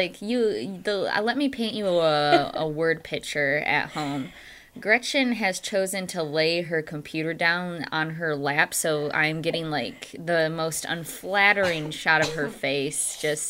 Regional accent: Michigan, United States; growing up in Michigan and about 45 minutes away from the beach, I always lamented that I could never have beach birthdays

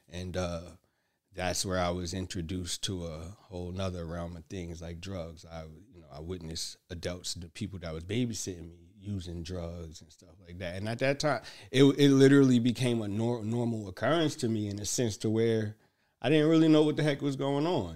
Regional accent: Newark, New Jersey, United States; also born or lived in Bloomfield, New Jersey; we grew up in Hood, Newark, New Jersey

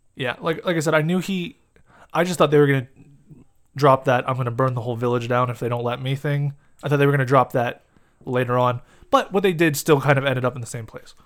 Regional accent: United States; we're American

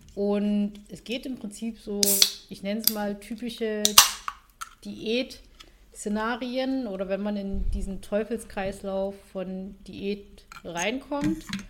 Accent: Saxony, Germany; accent: Saxon dialect; komme aus Sachsen

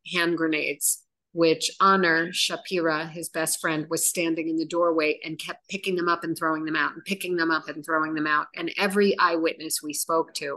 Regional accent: United States; also born or lived in Chicago; now in Israel; we're American.

